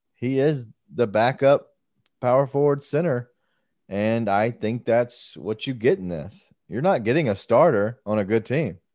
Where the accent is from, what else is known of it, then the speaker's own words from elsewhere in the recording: Memphis, Tennessee, United States; we are from Memphis